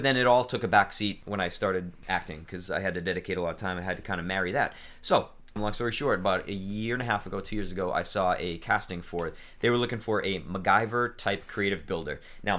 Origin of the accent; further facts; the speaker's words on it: New England, United States; I grew up in New England.